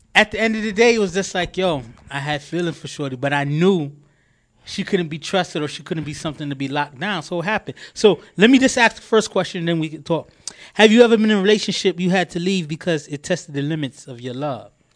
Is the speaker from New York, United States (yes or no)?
yes; New York City, New York, United States; I'm proud to be from Queens